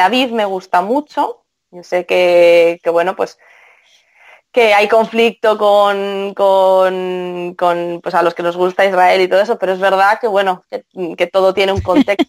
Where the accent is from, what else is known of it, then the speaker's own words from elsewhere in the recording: Spain; soy española